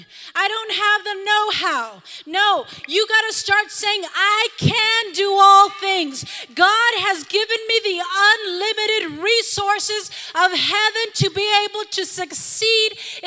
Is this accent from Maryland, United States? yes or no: no; Harlingen, Texas, United States; I come from Harlingen, Texas, and I can't go do that.